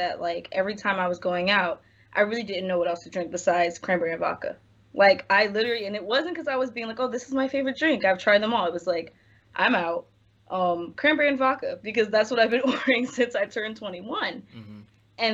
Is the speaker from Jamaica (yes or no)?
no; Philadelphia, Pennsylvania, United States; moved away as an adult; now in Los Angeles, United States; West Philly, born and raised